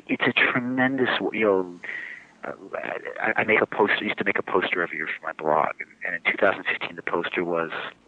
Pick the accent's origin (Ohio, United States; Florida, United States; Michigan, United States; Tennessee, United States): Ohio, United States; Cleveland; now in Northbrook, United States; I grew up in Cleveland